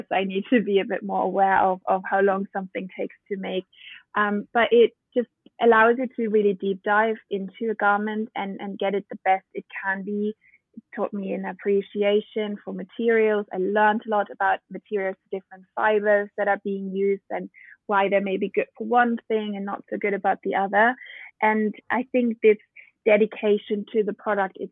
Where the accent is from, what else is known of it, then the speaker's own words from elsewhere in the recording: Bavarian countryside, Germany; moved away; also born or lived in Berlin, Germany / London, United Kingdom; I'm German born and raised. I grew up in the Bavarian countryside